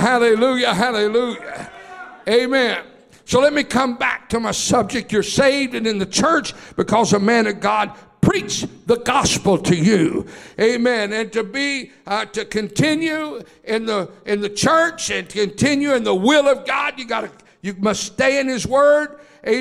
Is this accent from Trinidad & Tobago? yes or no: no; Oklahoma, United States; I was born and raised in Oklahoma